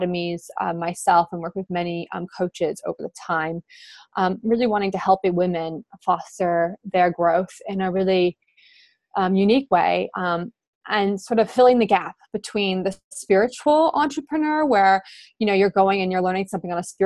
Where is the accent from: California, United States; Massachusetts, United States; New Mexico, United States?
New Mexico, United States; Albuquerque; I grew up in Albuquerque, New Mexico, in the United States